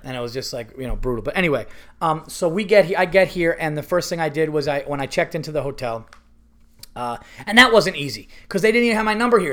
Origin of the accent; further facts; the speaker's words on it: United States; I grew up in America